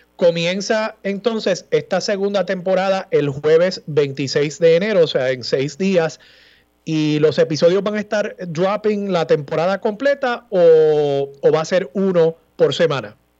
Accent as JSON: {"language": "Spanish", "town": "Levittown", "country": "Puerto Rico", "tie": "born or raised there", "said": "Levitown, que es mi pueblo natal"}